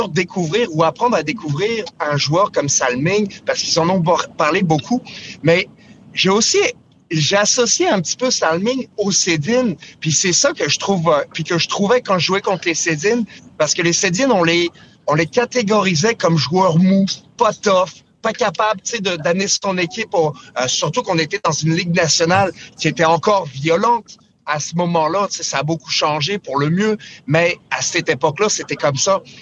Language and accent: French; France; moved away; quand j'ai grandi en Europe, j'étais en France